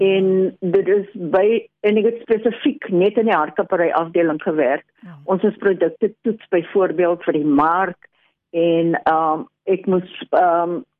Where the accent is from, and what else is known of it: South Africa; also born or lived in Australia / England